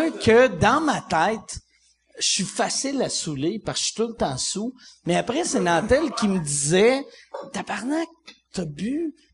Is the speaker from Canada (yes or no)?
yes; Saguenay, Quebec, Canada; Moi, je suis du Saguenay.